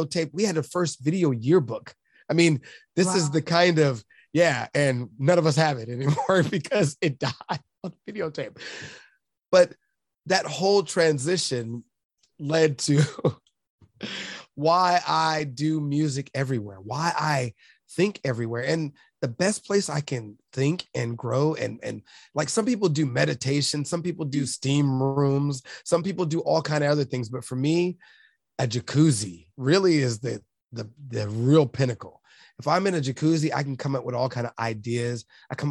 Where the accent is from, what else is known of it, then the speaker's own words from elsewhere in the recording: Los Angeles, California, United States; growing up in South Central